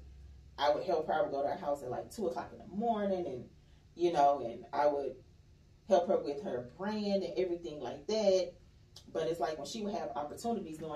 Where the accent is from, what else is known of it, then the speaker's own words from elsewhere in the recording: Mississippi, United States; moved away; I'm from Mississippi